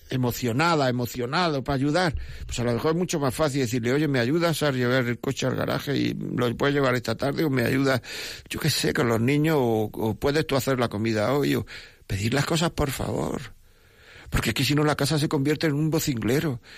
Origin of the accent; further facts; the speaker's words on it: Granada, Andalusia, Spain; Soy del centro de Granada, de la calle Piedra de la Torre, la Plaza Las Pasiegas